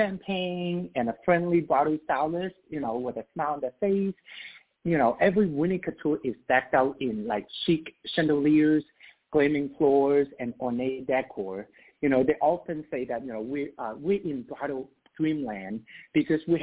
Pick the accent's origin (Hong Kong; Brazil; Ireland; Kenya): Hong Kong; now in United States; I have experience growing up in Hong Kong.